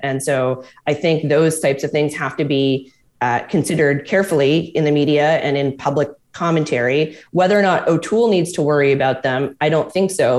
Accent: Quebec, Canada; I'm from Quebec

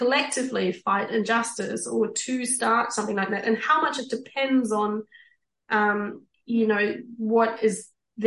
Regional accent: East Germany, Germany; moved away; I grew up in East Germany

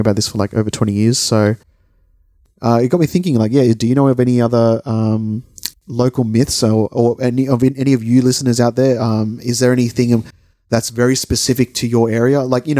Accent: Sydney, New South Wales, Australia; we're from Sydney

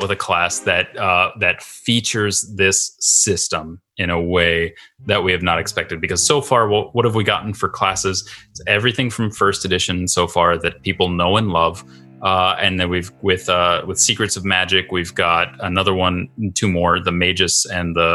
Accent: Midwest, United States; also born or lived in St. Paul, Minnesota; I'm a Midwesterner

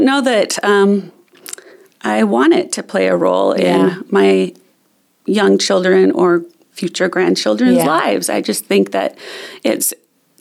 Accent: Southern California, United States; now in Treasure Valley, Idaho, United States; I grew up in Southern California

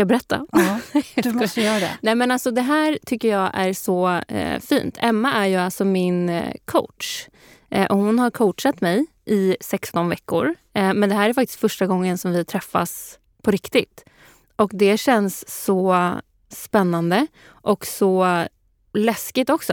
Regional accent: Sweden; vi svenskar

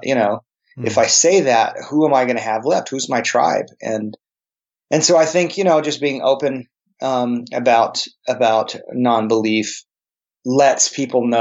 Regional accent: El Paso, Texas, United States; also born or lived in New Jersey / New York / New Mexico; I grew up in El Paso along the border

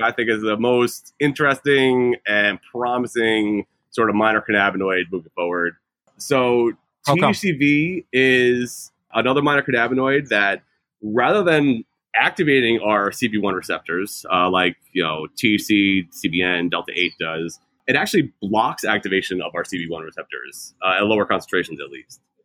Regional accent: New York, United States; moved away as an adult; also born or lived in California; I'm from New York originally

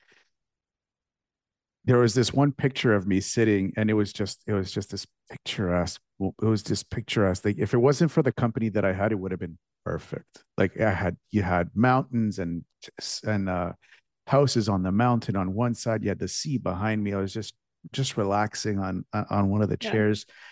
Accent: Canada; now in United States; I'm Canadian. I was born and raised in Canada

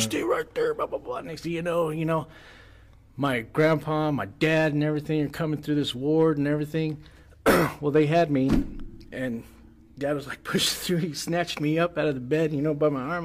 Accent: United States; I was from the United States and I was bilingual

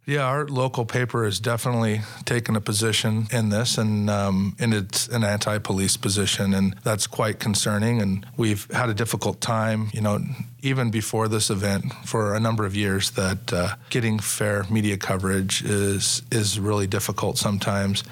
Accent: Sacramento, California, United States; I grew up in Sacramento and I, I love the city and I love the people that are here

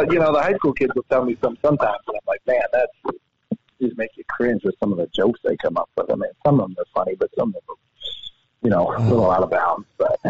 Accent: Idaho, United States; now in Helena, United States; growing up in Idaho

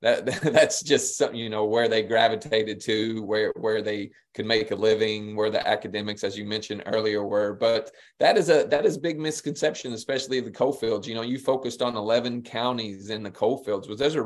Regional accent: Pineville, Kentucky, United States; I grew up in Pineville right next to Millsboro, but there were no synagogues or temples where I grew up.

